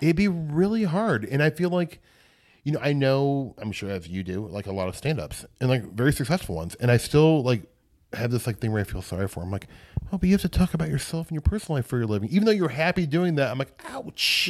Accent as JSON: {"language": "English", "area": "Omaha", "region": "Midwest", "country": "United States", "moved": "yes", "said": "I'm from the Midwest"}